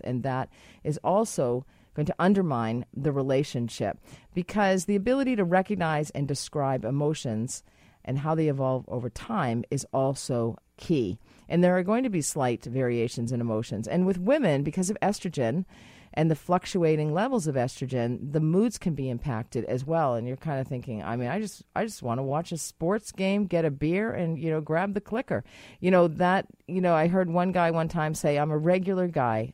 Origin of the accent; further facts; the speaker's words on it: Boston, Massachusetts, United States; now in Canada; I'm from Boston